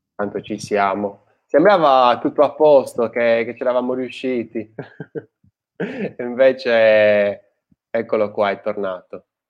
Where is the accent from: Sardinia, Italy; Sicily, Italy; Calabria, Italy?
Sardinia, Italy; now in Tuscany, Italy; io sono di origini, cioè origini, sono sardo